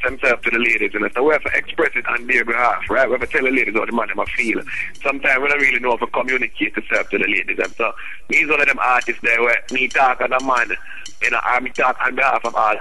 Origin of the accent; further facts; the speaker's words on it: Kingston, Jamaica; I'm direct from Kingston, Jamaica, straight out of the rock